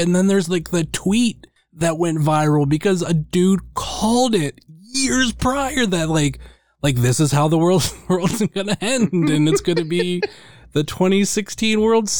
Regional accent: Ohio, United States; I'm from Ohio, like that kind of pride.

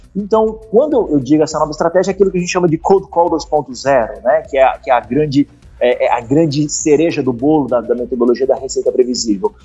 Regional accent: Curitiba, Paraná, Brazil; Eu sou de Curitiba, né? Eu moro aqui em Curitiba

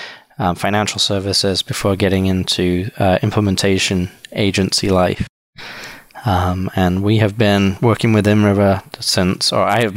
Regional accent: England, United Kingdom; moved away as an adult; also born or lived in Wisconsin, United States; now in Milwaukee, United States; originally I'm from the UK. Born and raised in England. Moved to the US in 1999, where I went to college.

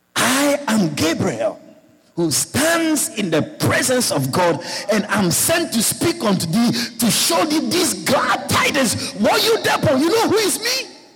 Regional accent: Georgetown, Guyana; moved away; i born Guyanese, but I live abroad for many years. I come back home for live now

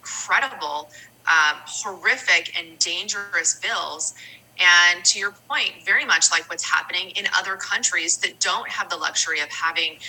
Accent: California, United States; I've always lived in the state of California

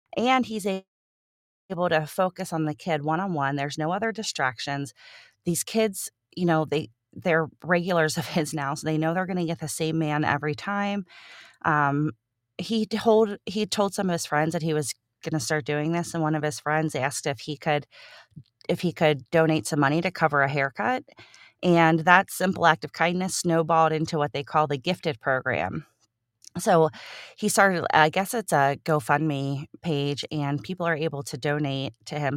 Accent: Cincinnati, Ohio, United States; Cincinnati, and that is my hometown. Um, I have lived in Cincinnati my entire life

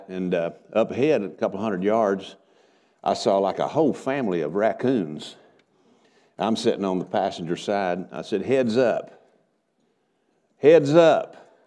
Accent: Texas, United States; moved away as an adult; now in Oklahoma, United States; after we moved over into Oklahoma from where I grew up over in Texas

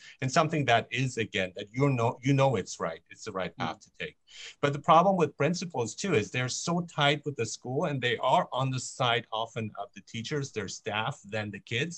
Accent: Germany; now in Vancouver, Canada; I grew up in Germany.

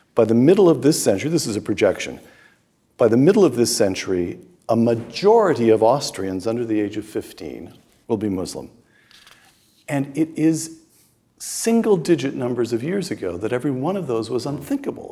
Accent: United States; I'm speaking as an American

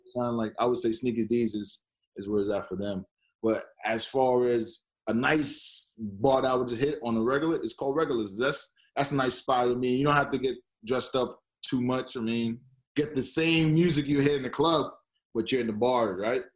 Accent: New York, United States; moved away as an adult; also born or lived in Boston, Massachusetts / Florida; now in Toronto, Canada; I grew up in New York

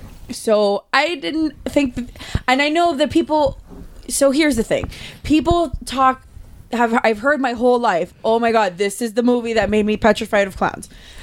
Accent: United States; Hey, I'm American.

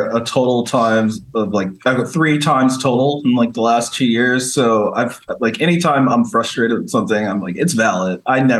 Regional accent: New Rochelle, New York, United States; moved away as an adult; also born or lived in San Francisco, California; I grew up in Westchester, which is just north

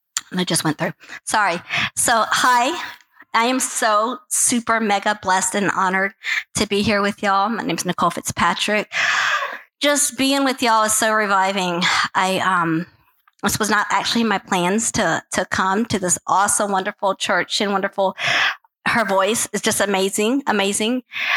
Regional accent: Peru; also born or lived in Guatemala / Mexico; So I grew up in Guatemala, Mexico, and mostly Peru.

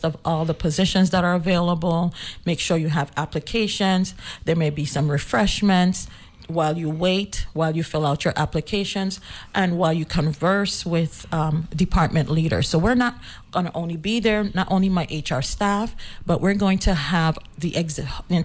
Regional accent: St. Croix, U.S. Virgin Islands; accent: Cruzan; our Cruzan dialect

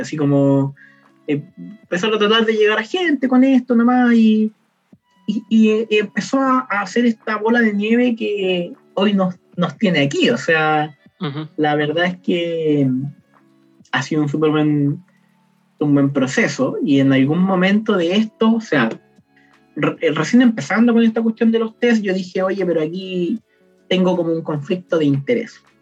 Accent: Temuco, Araucanía, Chile; moved away as an adult; also born or lived in Santiago; now in Concepción, Chile; Yo nací en Temuco, pero yo vivo en Conce actualmente estudio en Conce

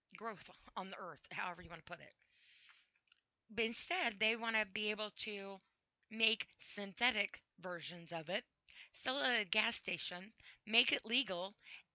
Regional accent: United States; I'm from the United States

